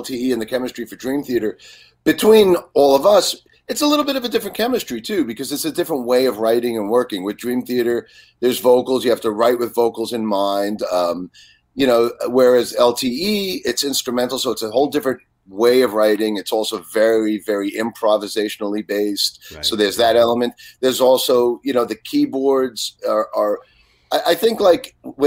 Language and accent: English; New York, United States; accent: New York; moved away as an adult; now in Pennsylvania, United States; my New York accent. 'Cause I've been in Pennsylvania for like 17 or 18 years now, but I was still in New York at that point